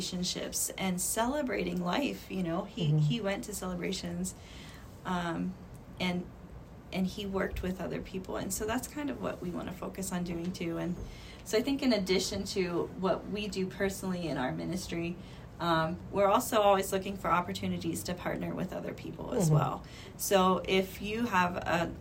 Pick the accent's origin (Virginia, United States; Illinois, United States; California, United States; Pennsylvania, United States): Pennsylvania, United States; Natrona Heights; moved away as an adult; now in Freeport, United States; I grew up in Natrona Heights